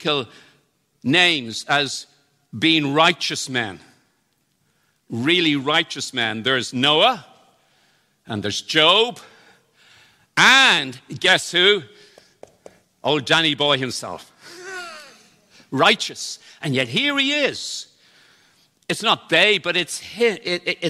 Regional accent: Ireland; in Ireland, we think we have this, even though I was brought up in the Protestant tradition

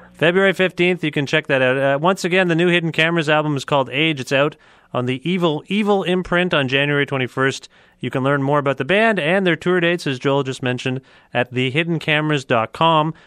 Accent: Cambridge, Ontario, Canada; my hometown now in Cambridge

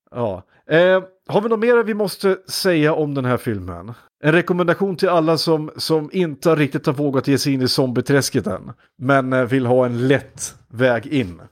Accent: Iggesund, Gävleborg County, Sweden; från Iggesund där jag kommer ifrån

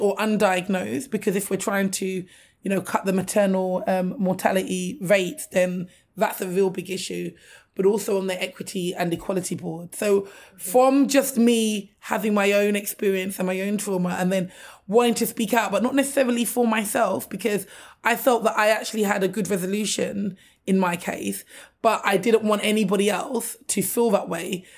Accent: London, United Kingdom; I'm a Londoner, born and raised

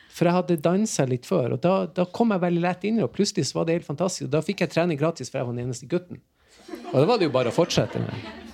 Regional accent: Tromsø, Troms, Norway; Jeg er fra Tromsø

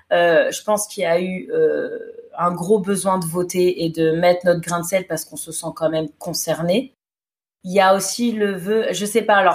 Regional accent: United States; Mais au moins de me dire je suis américaine

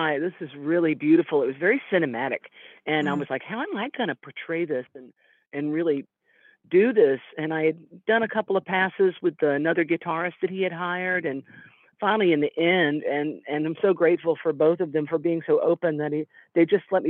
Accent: Savannah, Georgia, United States; now in Big Sur, United States; I was raised in the South, in the deep, you know, South, Savannah, Georgia

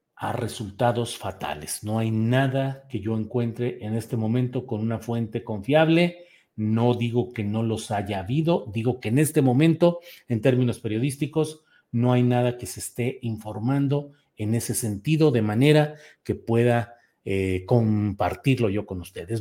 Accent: Torreón, Coahuila, Mexico; soy oriundo de Torreón, Coahuila

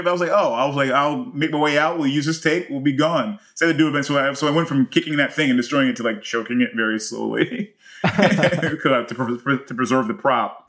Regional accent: United States; I'm more American.

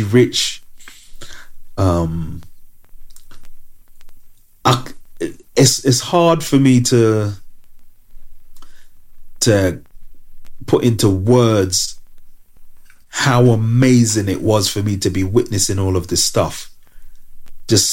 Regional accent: London, United Kingdom; I was from London

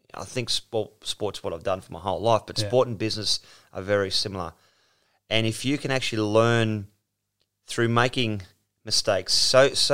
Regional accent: Mount Warrigal, New South Wales, Australia; I'm from Mount Warrigal on the south coast, 2 hours out of Sydney

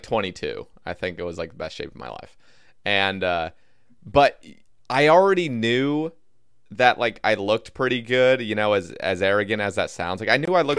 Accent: Oregon, United States; now in Alabama, United States; I'm originally from Oregon

